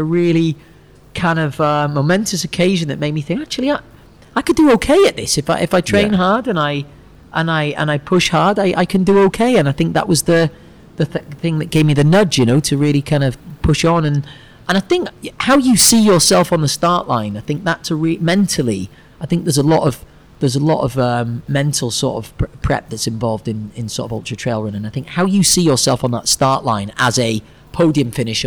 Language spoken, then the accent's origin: English; Chester, North West England, United Kingdom; moved away as an adult; also born or lived in Anglesey, North Wales / Manchester; now in Singapore; From North Wales originally, but lived in Chester for the best part of my life